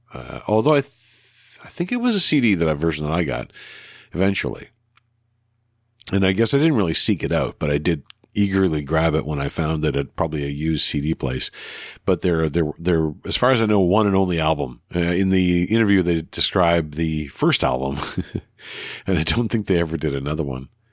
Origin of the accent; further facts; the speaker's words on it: Canada; in the Canadian way, using all the U's and some of the Re's that we're so used